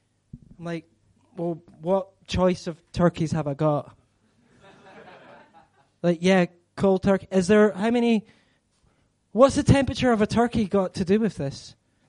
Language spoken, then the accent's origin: English; Scotland, United Kingdom; I'm Scottish. I'm Scottish